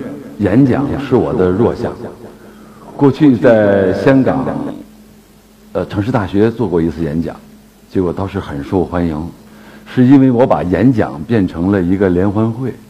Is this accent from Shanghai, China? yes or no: no; Harbin, Heilongjiang, China; moved away; also born or lived in Beijing; 我是一个东北人，出生在哈尔滨。